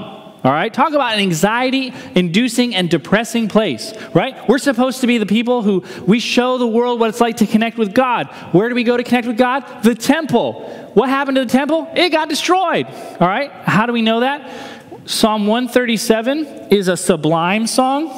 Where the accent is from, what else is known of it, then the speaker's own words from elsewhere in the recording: New Hampshire, United States; growing up in New Hampshire